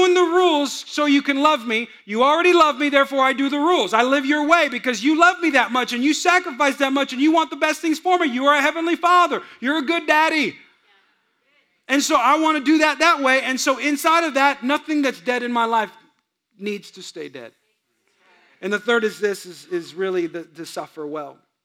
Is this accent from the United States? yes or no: yes; Bay Area, California, United States; moved away; I grew up in California, but I grew up in kind of the hills of California